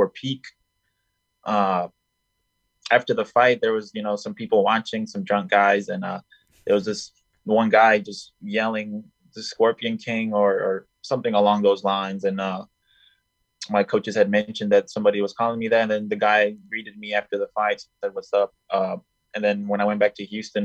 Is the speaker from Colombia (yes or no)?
yes; Colombia; now in United States; I was born in Colombia at first